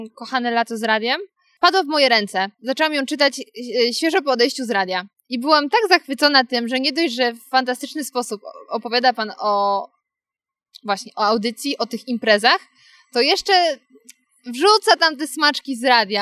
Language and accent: Polish; Karpacz / Świeradów area, Lower Silesian Voivodeship, Poland; czy to był Karpacz czy Świeradów, bo to moje strony